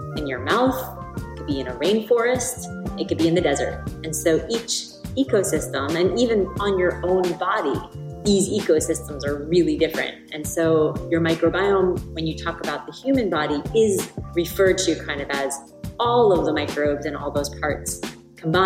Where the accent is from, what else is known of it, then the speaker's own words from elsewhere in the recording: New York, United States; now in Venice, California, United States; I live in Venice, California, although I grew up in New York